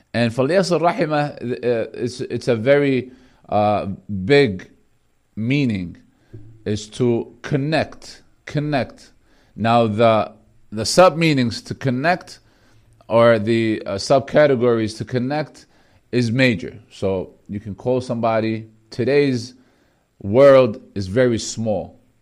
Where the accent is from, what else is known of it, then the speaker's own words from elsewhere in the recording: Bethlehem, Palestine; I'm from Beth Laham, the, the area where the Prophet Jesus, peace be upon him, um, was born in Jerusalem, Bethlehem. That's exactly where I'm from